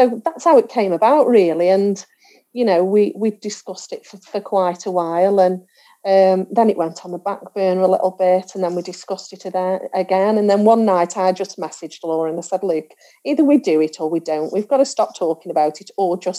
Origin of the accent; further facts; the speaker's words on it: Stoke-on-Trent, West Midlands, United Kingdom; I'm from Stoke-on-Trent